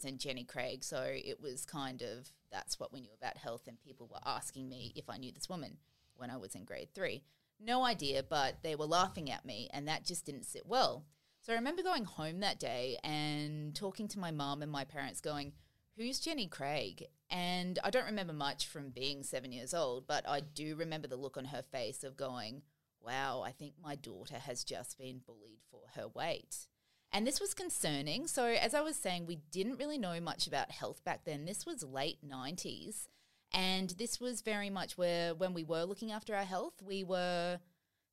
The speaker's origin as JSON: {"language": "English", "town": "Brisbane", "region": "Queensland", "country": "Australia", "tie": "born or raised there", "said": "I obviously was a girl growing up in Brisbane"}